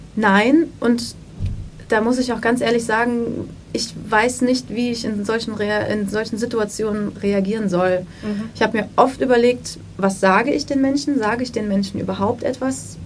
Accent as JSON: {"language": "German", "town": "Wiesbaden", "region": "Hesse", "country": "Germany", "tie": "born or raised there", "said": "ich bin in Wiesbaden aufgewachsen"}